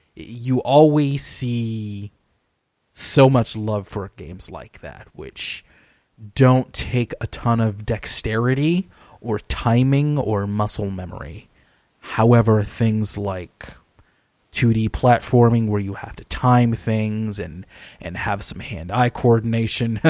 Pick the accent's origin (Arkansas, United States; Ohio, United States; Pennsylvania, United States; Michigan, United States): Michigan, United States; Detroit; my hometown of Detroit